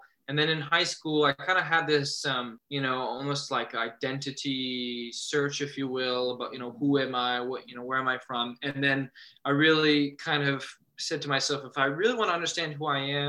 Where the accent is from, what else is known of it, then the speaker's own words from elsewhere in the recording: Auburn, Maine, United States; also born or lived in south of France / Quebec; I grew up in Auburn, but I put them together as Lewis and Auburn here in the state of Maine.